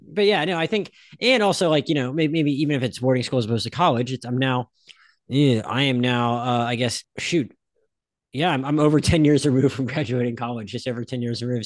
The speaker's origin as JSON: {"language": "English", "town": "Pensacola", "region": "Florida", "country": "United States", "tie": "born or raised there", "also_born_or_lived": "Philadelphia", "said": "I lived in Philadelphia till I was five, and then I grew up in Pensacola"}